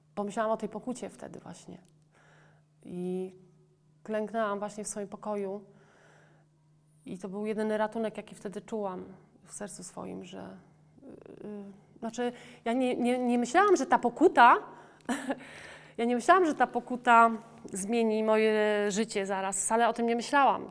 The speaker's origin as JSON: {"language": "Polish", "country": "Poland", "tie": "born or raised there", "said": "Urodziłam się w Polsce"}